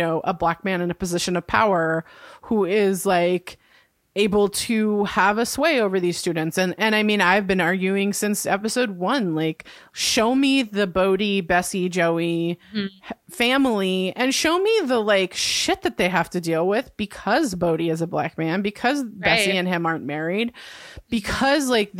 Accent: Santa Cruz, California, United States; where I grew up, if y'all have heard of it, probably what you know of Santa Cruz, California is that it's a hippie haven.

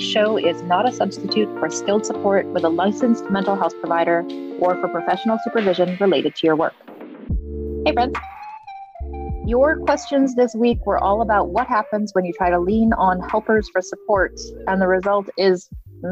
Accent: New England, United States; I grew up in New England as well.

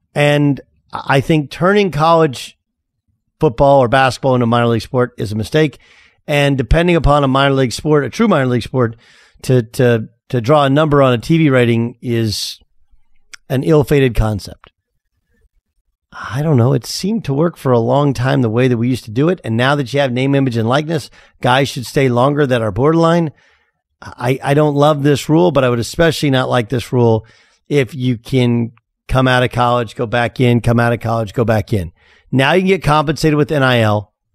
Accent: Orange County, California, United States; moved away as an adult; I'm from Orange County

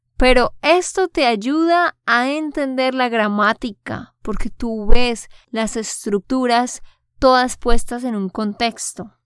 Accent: Santander, Colombia; de Santander, Colombia

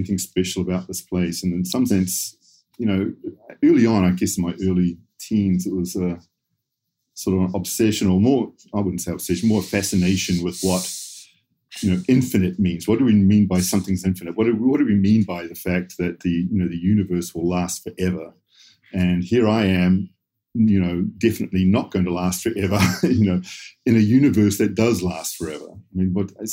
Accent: suburb outside Auckland, New Zealand; I grew up in New Zealand, sort of suburb just outside Auckland.

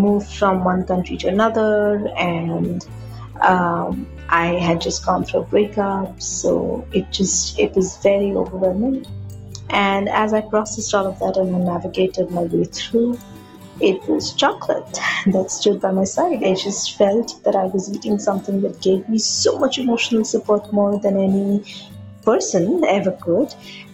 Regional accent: India; from India.

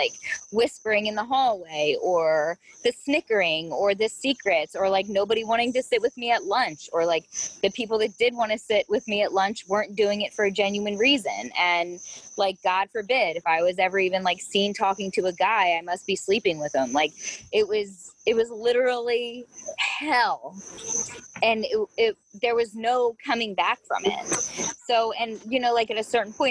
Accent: Ambler, Pennsylvania, United States; I grew up in Ambler

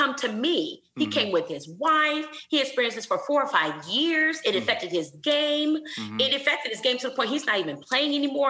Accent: Flint, Michigan, United States; now in Houston, United States; I'm from Flint, Michigan.

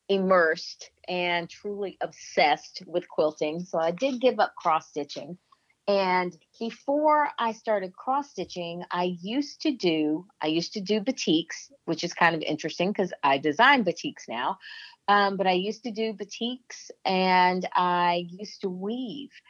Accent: Albany, Georgia, United States; I was born in Albany, Georgia, and the folks in Albany actually pronounce it Albany but I was born in Georgia, raised for the most part in the South.

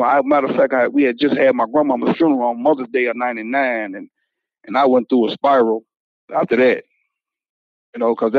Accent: Union City, Tennessee, United States; also born or lived in Woodland Mills, Tennessee; I grew up in Union City, and I grew up in Woodland Mills, Tennessee. So, you know, I'm a country guy.

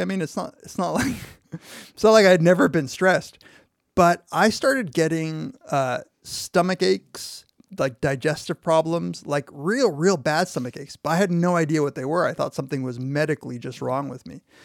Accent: United States; We're American, at least twenty-five

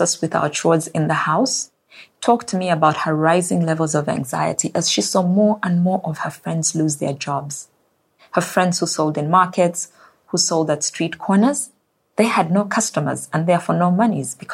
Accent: Zambia; My home country of Zambia

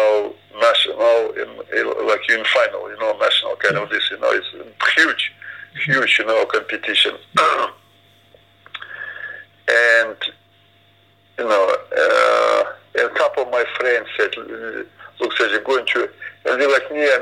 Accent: Ukraine; English is a second language; moved away as an adult; also born or lived in Ipswich, England; I was born in Ukraine. It's Sea of Azov

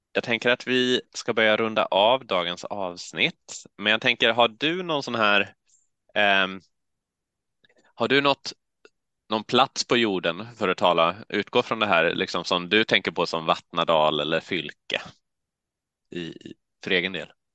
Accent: Halmstad, Halland County, Sweden; now in Uppsala, Sweden; Åled utanför Halmstad där jag växte upp

